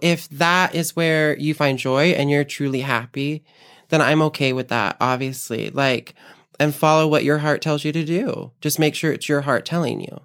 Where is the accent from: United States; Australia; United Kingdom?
United States; Lehi, Utah; born and raised in Utah. Um, raised most of my life in Lehigh, Utah, of all places